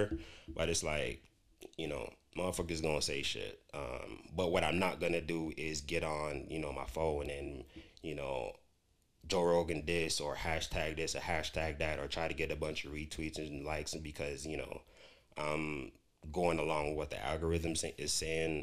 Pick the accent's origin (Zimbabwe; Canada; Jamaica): Jamaica; moved away; I grew up in Jamaica